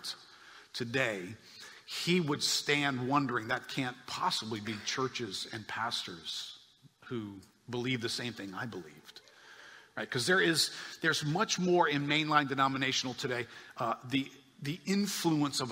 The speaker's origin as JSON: {"language": "English", "town": "New Orleans", "region": "Louisiana", "country": "United States", "tie": "born or raised there", "said": "I grew up in New Orleans."}